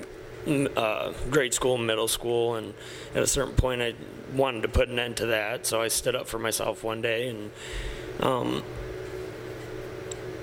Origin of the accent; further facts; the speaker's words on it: Sioux City, Iowa, United States; I grew up in Sioux City